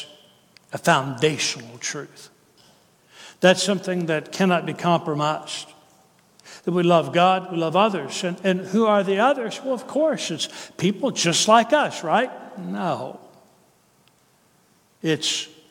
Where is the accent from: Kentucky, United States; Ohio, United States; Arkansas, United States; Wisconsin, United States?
Kentucky, United States; now in Tennessee, United States; I'm from Kentucky, but I live in Tennessee